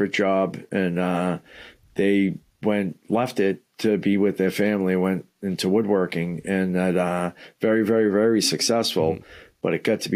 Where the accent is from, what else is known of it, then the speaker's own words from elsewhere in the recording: Somerville, Massachusetts, United States; also born or lived in Malden, Massachusetts; I grew up right outside of Boston in Somerville, which was kind of part of Boston back in the day